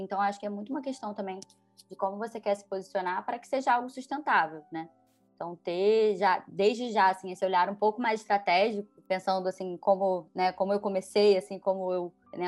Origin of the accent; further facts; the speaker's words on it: Rio de Janeiro, Brazil; eu, por exemplo, sou carioca, apaixonada pelo Rio